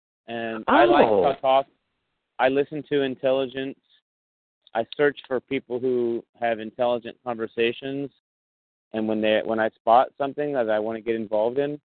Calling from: Bay Area, California, United States; I'm actually calling from the Bay Area.

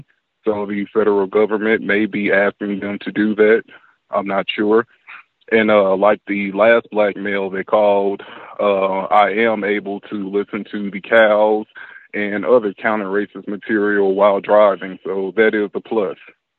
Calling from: Dallas, Texas, United States; I'm calling from Dallas, Texas.

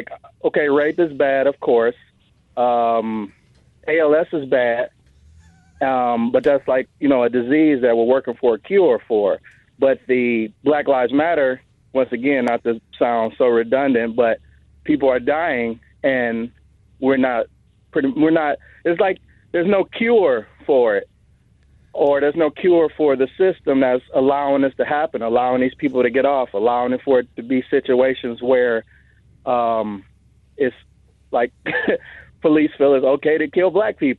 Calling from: Detroit, Michigan, United States; Not a lot. Detroit, Michigan.

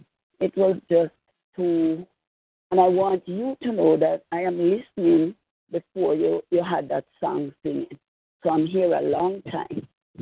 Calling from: Jamaica; I'm calling from Jamaica.

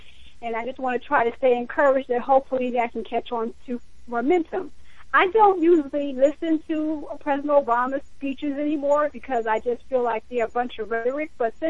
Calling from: New Jersey, United States; I'm in New Jersey, and of course, Camden is way, way far from me, but it is in my home state.

